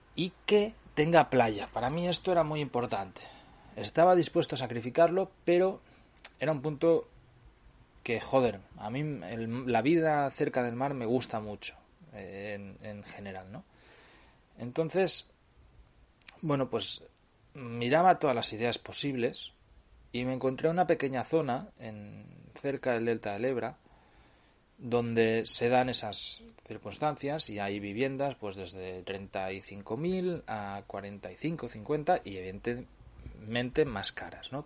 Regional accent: Cardedeu, Catalonia, Spain; yo vengo de... soy, de Cardedeu, ya lo sabéis, es muy cercano a Barcelona

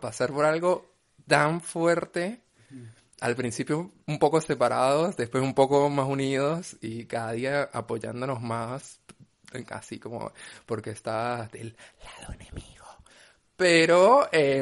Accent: Venezuela; moved away; Yo soy venezolana.

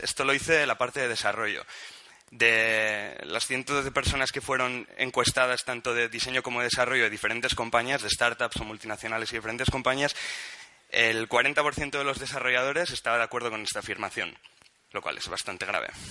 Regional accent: Pamplona, Navarre, Spain; now in Barcelona, Spain; soy de Pamplona, pero vengo de Barcelona. Eh, en Barcelona trabajo

